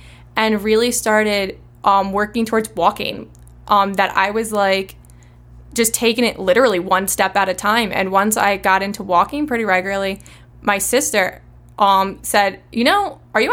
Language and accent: English; Long Island, New York, United States; moved away as an adult; now in Rochester, United States; I'm from Long Island originally